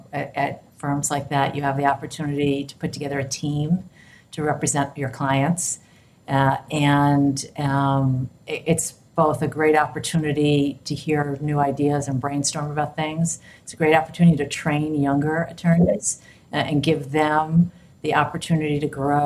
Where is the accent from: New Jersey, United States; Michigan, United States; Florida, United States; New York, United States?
New York, United States; moved away as an adult; now in San Francisco, United States; I grew up in New York